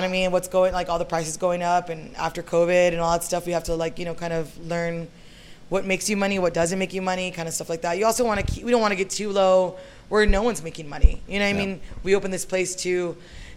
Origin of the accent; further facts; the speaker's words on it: San Antonio, Texas, United States; I'm from San Antonio. So I grew up in this neighborhood, not necessarily in these streets, but like a little bit down more John McMullen area